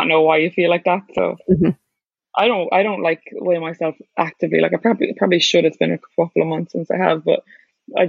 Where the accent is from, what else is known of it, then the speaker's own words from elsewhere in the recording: Ireland; also born or lived in New York City; as an Irish person